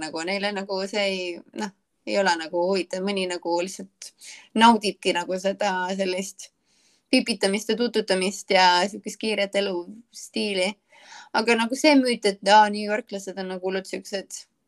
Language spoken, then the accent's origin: Estonian; Estonia; moved away as an adult; now in Charleston, United States; ma olen Eestist